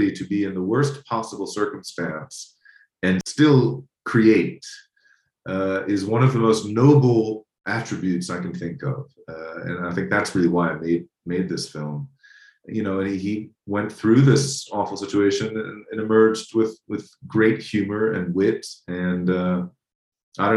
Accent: United States; as an American

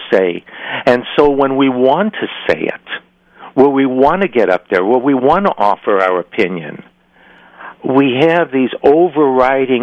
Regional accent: Chicago, Illinois, United States; moved away as an adult; now in California, United States; I was raised in Chicago, and I left Chicago.

